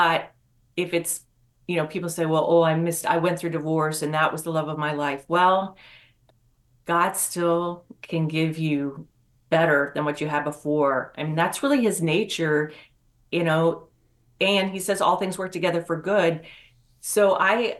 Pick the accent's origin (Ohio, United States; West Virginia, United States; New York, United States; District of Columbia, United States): West Virginia, United States; moved away; I'm from West Virginia originally